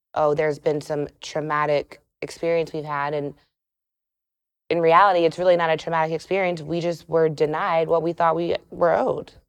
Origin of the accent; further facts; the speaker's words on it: South Carolina, United States; now in Atlanta, United States; I'm from South Carolina